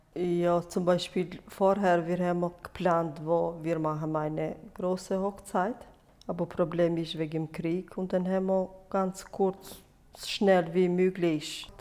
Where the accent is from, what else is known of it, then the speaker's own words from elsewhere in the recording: Kosovo; German is a second language; moved away as an adult; now in Switzerland; Ich bin in Kosovo geboren und dann bin ich 21 Jahre in Kosovo